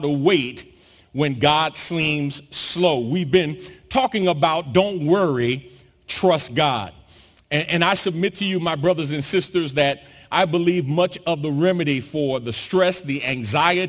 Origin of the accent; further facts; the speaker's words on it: New York City, New York, United States; now in Texas, United States; growing up in New York City, I'm used to and familiar with public transportation, but public transportation is not something that has been my common use since I moved to Texas